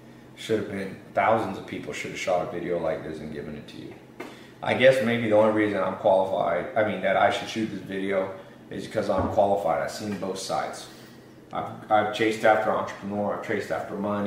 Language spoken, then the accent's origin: English; Long Beach, California, United States; I was born in Long Beach, Compton area